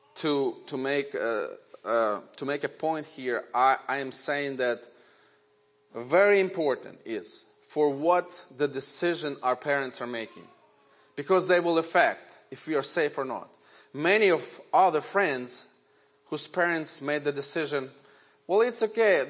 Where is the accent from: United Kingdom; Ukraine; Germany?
Ukraine; first language Ukrainian; English is a second language; now in United States; And Ukrainian is my native language. I was born in Ukraine in 1970.